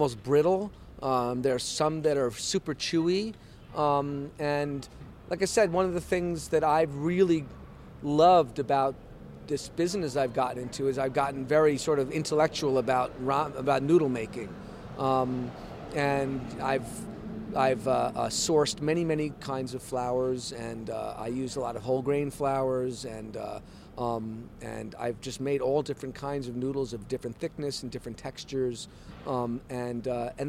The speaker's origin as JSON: {"language": "English", "town": "New York City", "region": "New York", "country": "United States", "moved": "as an adult", "lives_now": "Tokyo, Japan", "said": "I also wanted to come back to New York and have a shop in my hometown."}